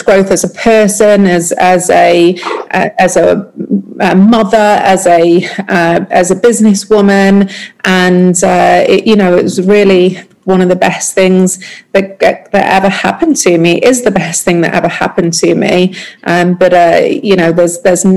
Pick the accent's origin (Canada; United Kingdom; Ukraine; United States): United Kingdom; moved away; being British